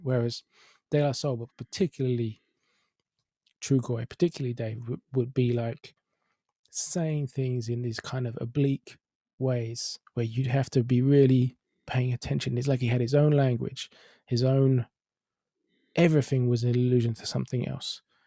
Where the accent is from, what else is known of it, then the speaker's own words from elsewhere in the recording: London, United Kingdom; I'm from Finsbury Park